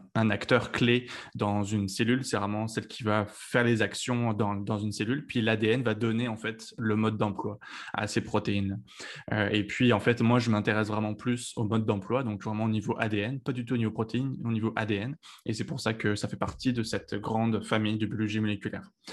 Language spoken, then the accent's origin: French; Lyon, Auvergne-Rhône-Alpes, France; moved away as an adult; also born or lived in Paris, France; now in Montreal, Canada; je suis originaire de Lyon en France